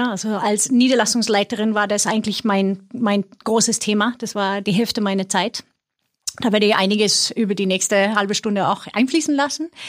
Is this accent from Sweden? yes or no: yes; Sweden; German is a second language; ich komme aus Schweden, wer sich wundert über meinen mein Akzent.